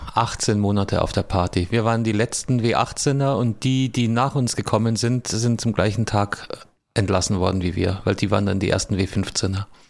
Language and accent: German; Southern Germany, Germany; ich komme ja aus Süddeutschland